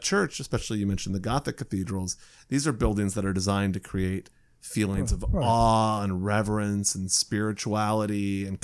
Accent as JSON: {"language": "English", "region": "Indiana", "country": "United States", "tie": "born or raised there", "said": "as a kid, I grew up in Indiana"}